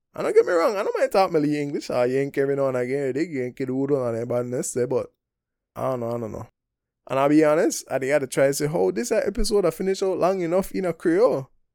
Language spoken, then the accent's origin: English; Belize; moved away as an adult; also born or lived in Taiwan; I come from Belize. I lived up Belize, what, from nineteen ninety-seven to twenty eighteen, uh, what, twenty-one years